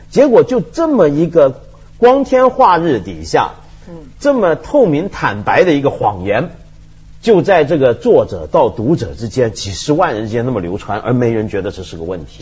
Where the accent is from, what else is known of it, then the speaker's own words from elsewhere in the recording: China; 我们中国人